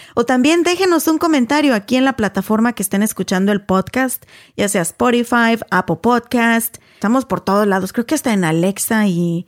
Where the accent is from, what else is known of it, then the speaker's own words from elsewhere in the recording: Mexico; first language Spanish; yo bien mexican